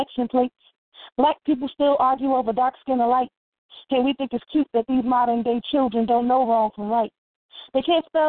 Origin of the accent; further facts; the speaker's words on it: Newark, New Jersey, United States; now in Irvington, United States; I'm originally from Newark, but I live in Irvington, New Jersey.